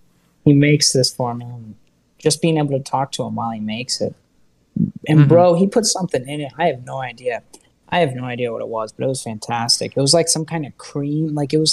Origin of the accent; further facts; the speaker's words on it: Ohio, United States; moved away; yeah, Ohio. So I am proud of being from Ohio